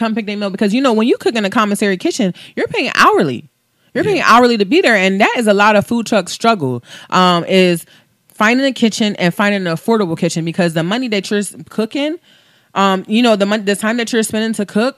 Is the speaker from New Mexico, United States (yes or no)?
no; Coatesville, Pennsylvania, United States; when I went to high school in Coastville, I went to Coastville High School